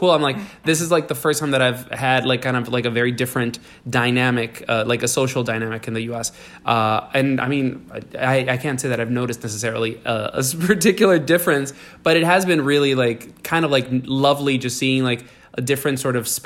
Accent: New York, United States; moved away; also born or lived in Latin America; I'm from New York

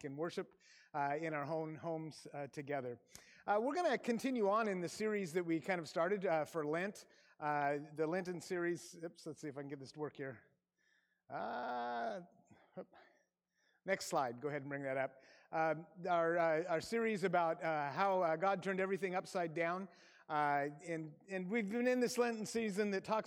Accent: Aberdeen, Washington, United States; moved away as an adult; I grew up in Grace Harbor in Aberdeen, Washington

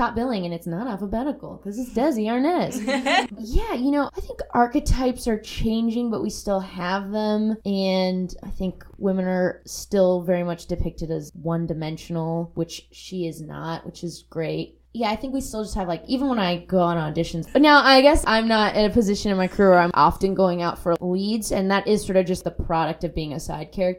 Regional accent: Southern California, United States; I grew up in Southern California

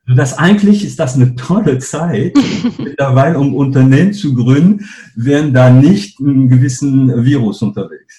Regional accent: northern France, France; German is a second language; moved away as an adult; also born or lived in Paris / Cologne; now in Germany; ich bin gebürtiger Franzose. Ähm, aufgewachsen bin ich in einem kleinen Dorf in Nordfrankreich.

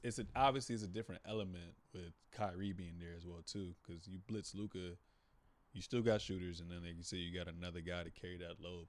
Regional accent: United States

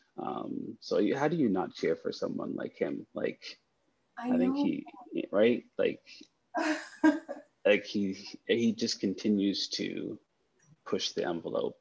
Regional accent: Canada; I'm Canadian

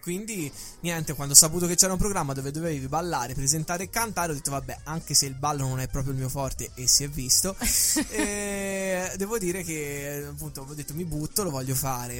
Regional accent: Pisa, Tuscany, Italy; accent: toscanaccio; also born or lived in Lucca; Io sono nato a Lucca, ho sempre vissuto a Pisa, dove ho anche studiato

